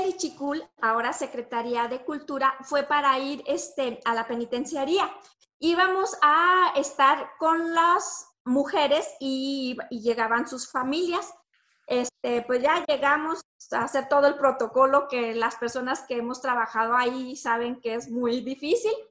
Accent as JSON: {"language": "Spanish", "town": "Torreón", "region": "Coahuila", "country": "Mexico", "said": "yo vengo de Torreón, tengo una compañía, así, así, esto y lo otro, y pues les dejo mis datos, sí."}